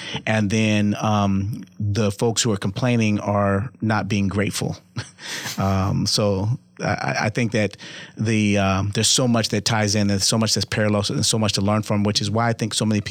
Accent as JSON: {"language": "English", "town": "Los Angeles", "region": "California", "country": "United States", "tie": "born or raised there", "moved": "yes", "lives_now": "Omaha, United States", "said": "I grew up in California, Los Angeles."}